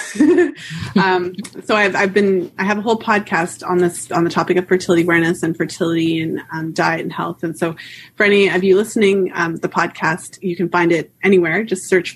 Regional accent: Canada; I'm Canadian, so I say fertile

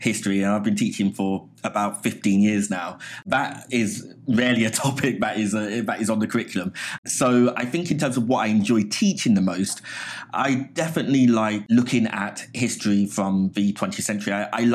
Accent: London, United Kingdom; moved away as an adult; also born or lived in Hammersmith; now in New York, United States; I was born in Hammersmith, but I grew up in Southeast London, an area called Abbey Wood

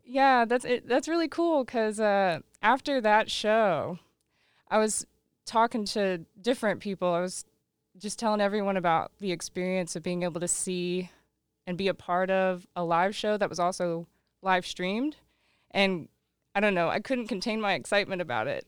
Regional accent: Lawton, Oklahoma, United States; Growing up in Lawton, Oklahoma, moved there in ninety-nine, uh, lived out in the country

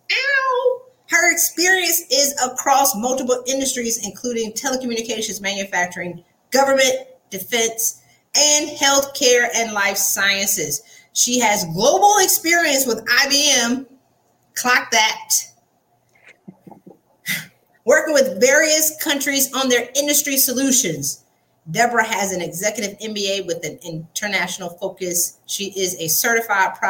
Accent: the South, United States; accent: Southern; my Southern accent

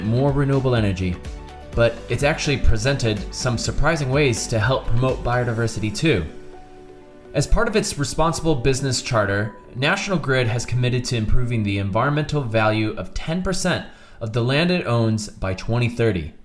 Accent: Connecticut, United States; I'm from Connecticut

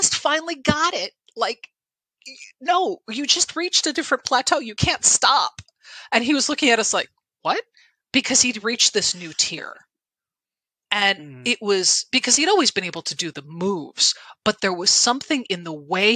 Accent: Connecticut, United States; I'm from Connecticut

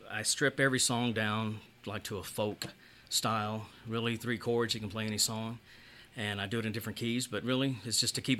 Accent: Humble, Texas, United States; But Humble is this very little town, kind of like Alpine, very small, and it's right next to Houston, Texas

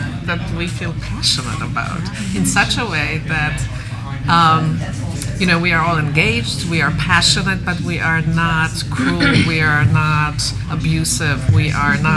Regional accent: Poland; now in United States; I grew up in Poland, and I do research in Europe

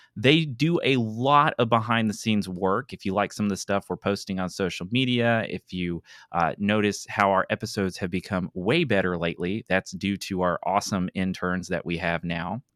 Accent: East Tennessee, United States; moved away as an adult; now in Mobile, United States; I grew up in East Tennessee, and it was all Eastern time

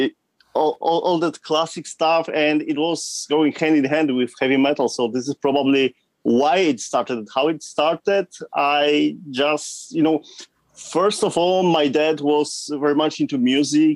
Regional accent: southern Poland, Poland; From Poland, from the southern part of Poland, close to the border with Czech Republic

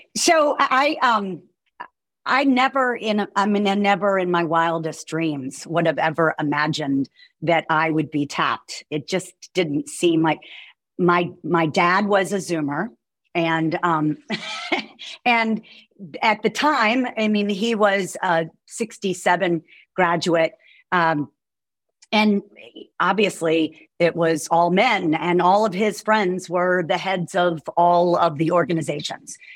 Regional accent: Roanoke, Virginia, United States; moved away as an adult; also born or lived in New York City; now in Charlottesville, United States; I'm um, from Roanoke

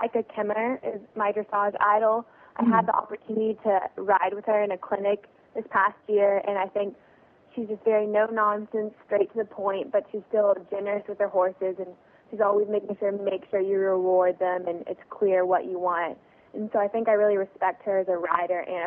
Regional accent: Texas, United States; I'm from Texas

